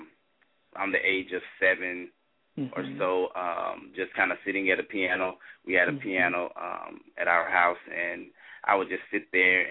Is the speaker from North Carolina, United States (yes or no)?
no; Nacogdoches, Texas, United States; now in Irving, United States; I'm originally from Nacogdoches, Texas, a small town, about 31,000 people there or so